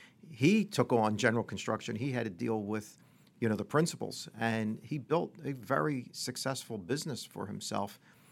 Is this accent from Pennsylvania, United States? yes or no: yes; Pennsylvania, United States; Well, I grew up outside of Philadelphia in the suburbs.